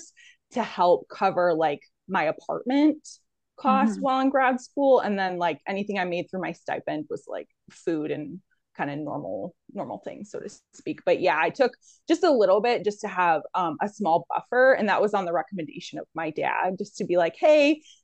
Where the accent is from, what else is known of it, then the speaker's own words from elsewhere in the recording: Central New York, United States; moved away as an adult; also born or lived in Pennsylvania / South Carolina; now in Southeastern Virginia, United States; I'm originally from New York, Central New York, and I went to undergrad there